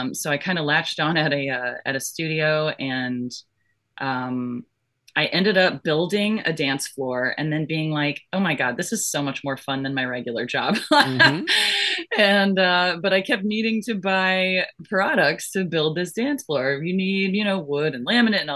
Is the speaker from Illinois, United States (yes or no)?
no; Florida, United States; also born or lived in Georgia; I was born in Florida and I grew up in Florida and Georgia